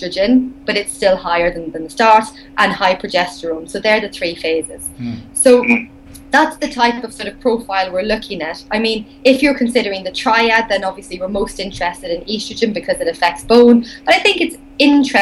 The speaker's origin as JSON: {"language": "English", "country": "Ireland", "accent": "Irish", "said": "my Irish accent"}